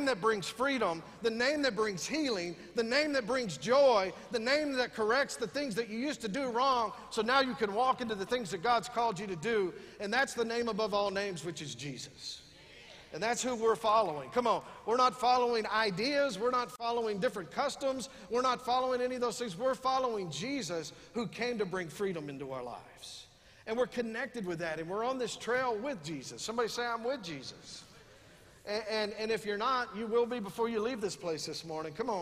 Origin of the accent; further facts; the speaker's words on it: West Texas, United States; We're from West Texas.